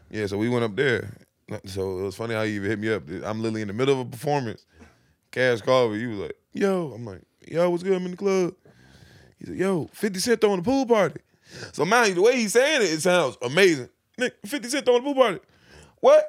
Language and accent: English; Virginia, United States; I'm from Virginia